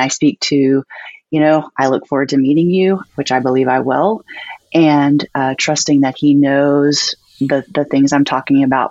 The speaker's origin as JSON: {"language": "English", "region": "Texas Piney Woods", "country": "United States", "tie": "born or raised there", "said": "I grew up in the Texas Piney Woods, Northeast Texas."}